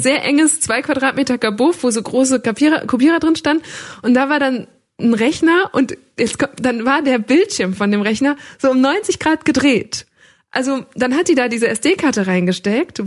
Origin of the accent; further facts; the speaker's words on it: Münsterland, North Rhine-Westphalia, Germany; Ich bin ein Kind des Münsterlands